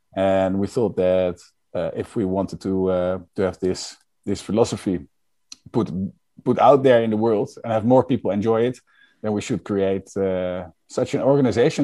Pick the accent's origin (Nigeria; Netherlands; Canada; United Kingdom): Netherlands; I'm from the Netherlands